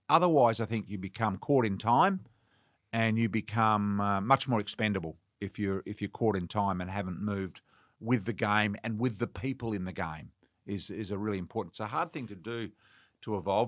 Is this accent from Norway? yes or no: no; Western Australia, Australia; moved away; I'm from Western Australia